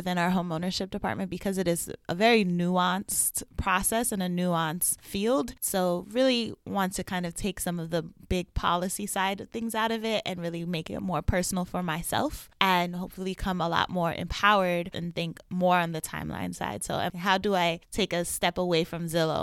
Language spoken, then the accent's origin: English; United States; moved away as an adult; now in Boston, United States; I'm originally from New York and I moved to Boston in 2016